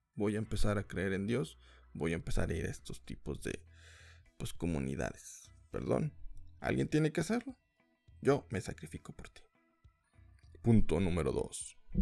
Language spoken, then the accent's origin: Spanish; Mexico; soy mexicano